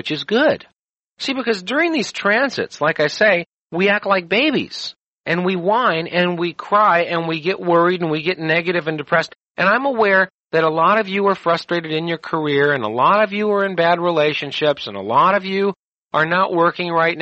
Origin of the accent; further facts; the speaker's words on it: United States; I'm an American